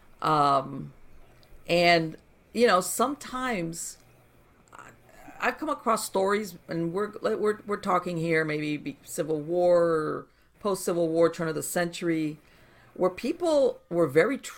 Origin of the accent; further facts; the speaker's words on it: Miami, Florida, United States; I grew up in Miami